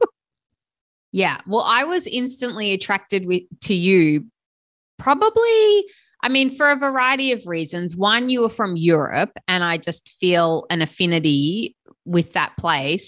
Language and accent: English; Sydney, New South Wales, Australia; I'm from Sydney, Australia